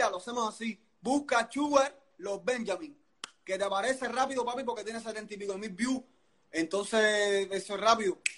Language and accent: Spanish; Cuba; te voy a hablar de los cubanos, porque nosotros somos cubanos.